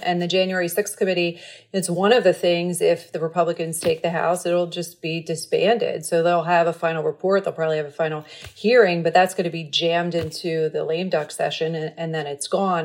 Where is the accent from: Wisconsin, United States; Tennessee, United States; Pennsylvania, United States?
Pennsylvania, United States; Levittown; moved away; I'm from Levittown, Pennsylvania, outside, a suburb of Philly